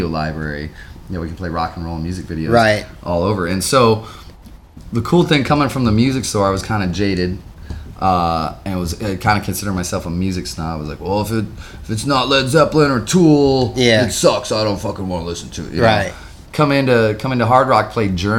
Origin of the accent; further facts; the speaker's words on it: Midwest, United States; moved away; we're from the Midwest